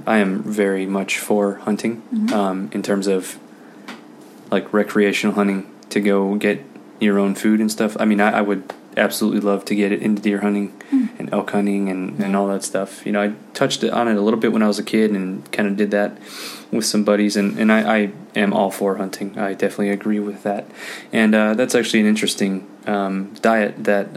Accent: Illinois, United States; I grew up in Illinois

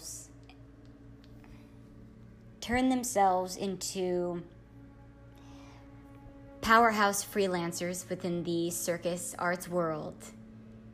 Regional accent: California, United States; moved away; I was brought up in such a diverse environment, such as California

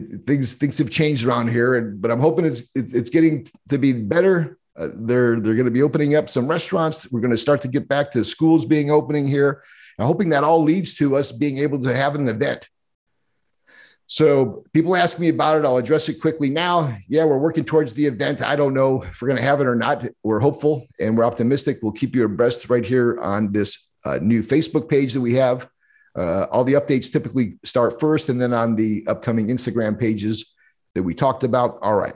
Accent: Utica, New York, United States; now in West Coast, United States; my hometown, Linda, and our hometown, Utica, New York.

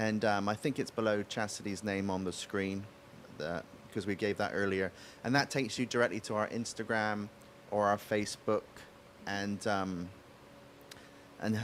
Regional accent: West Country, South West England, United Kingdom; accent: West Country; moved away; the part of England I come from is a place called the West Country

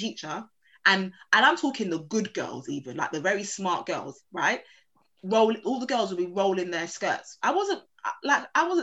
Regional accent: London, United Kingdom; I'm from Peckham

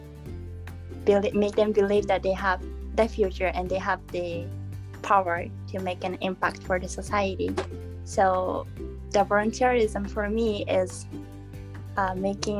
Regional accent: Japan; I am from Japan. And currently, also I am in Japan

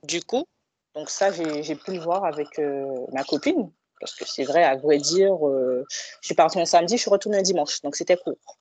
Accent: Guadeloupe; now in Villeneuve-le-Roi, France; je viens de la Guadeloupe

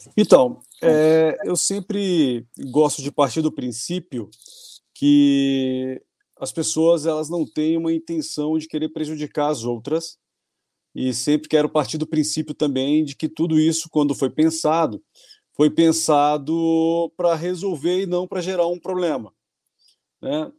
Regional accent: Brasília, Federal District, Brazil; eu sou de Brasília

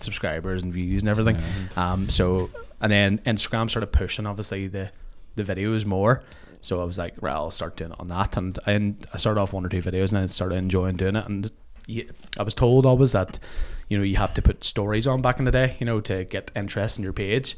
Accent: Belfast, Northern Ireland, United Kingdom; born or raised there; also born or lived in Boston

